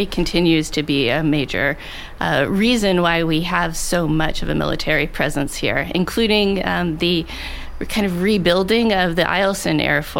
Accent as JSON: {"language": "English", "region": "Alaska", "country": "United States", "tie": "born or raised there", "said": "I live in Alaska and was born and raised here"}